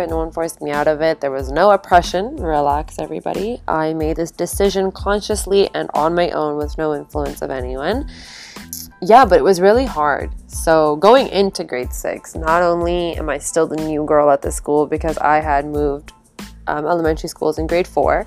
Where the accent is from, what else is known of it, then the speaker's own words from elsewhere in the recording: Calgary, Alberta, Canada; also born or lived in Toronto, Ontario; It was just my parents and I out in Calgary at a very young age. And we didn't have any family when we originally moved to Calgary.